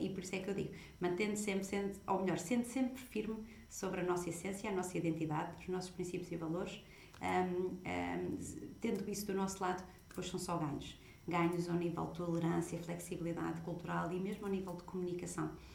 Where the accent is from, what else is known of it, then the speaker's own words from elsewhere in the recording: Portugal; moved away; sou portuguesa